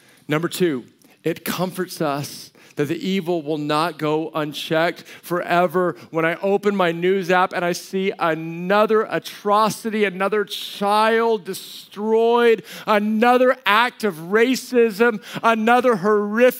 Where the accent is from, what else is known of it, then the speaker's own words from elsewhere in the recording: United States; also born or lived in Colorado / New Mexico; growing up in Colorado or New Mexico.